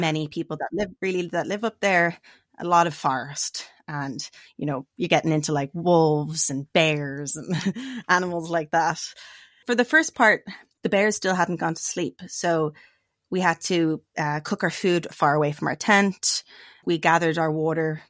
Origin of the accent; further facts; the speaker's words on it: Dublin, Leinster, Ireland; moved away as an adult; now in United States; I'm from Dublin. That's where I grew up